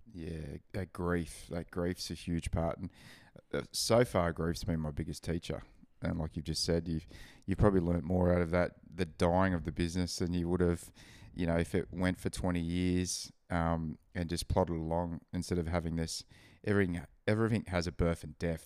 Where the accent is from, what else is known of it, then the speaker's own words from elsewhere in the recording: Gold Coast, Queensland, Australia; growing up on the Gold Coast, you don't really have seasons